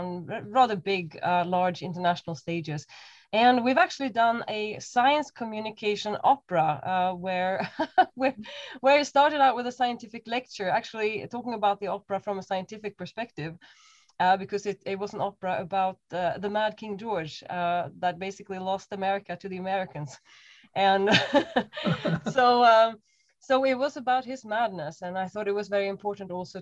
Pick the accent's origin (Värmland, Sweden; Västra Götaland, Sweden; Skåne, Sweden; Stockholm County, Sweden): Stockholm County, Sweden; Stockholm; moved away as an adult; also born or lived in Cambridge; now in Berlin, Germany; I was born in Stockholm, up in the sort of mid to north. So I'm coming from very cold conditions.